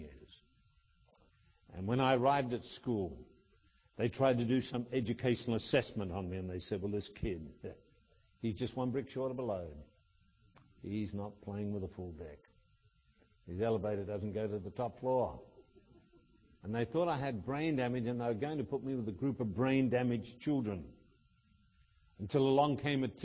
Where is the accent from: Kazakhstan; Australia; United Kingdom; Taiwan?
Australia; in Australia we have a farm called Victoria Downs